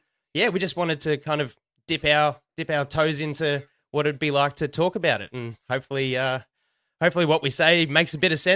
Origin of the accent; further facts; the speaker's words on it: Melbourne, Victoria, Australia; we grew up in Melbourne together